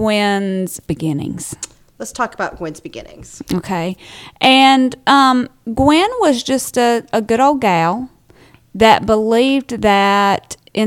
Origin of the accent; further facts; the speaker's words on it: United States; also born or lived in Alabama; I'm American.